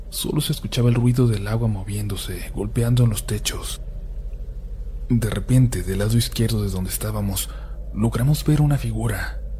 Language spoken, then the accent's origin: Spanish; Honduras; Yo soy de Honduras, vivo en la ciudad de San Pedro Sula y me imagino que algunos de ustedes ya se habrán enterado de lo que ha pasado en mi país